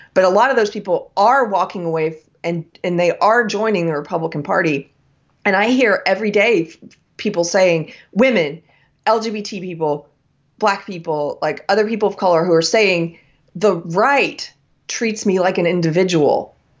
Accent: South Carolina, United States; from my home state of South Carolina

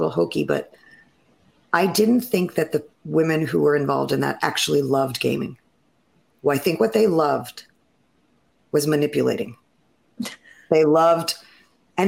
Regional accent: Fire Island, New York, United States; I grew up on Fire Island

